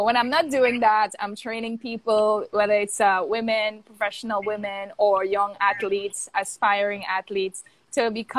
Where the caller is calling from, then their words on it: Morristown, New Jersey, United States; I'm tuning in from New Jersey. Morristown, New Jersey.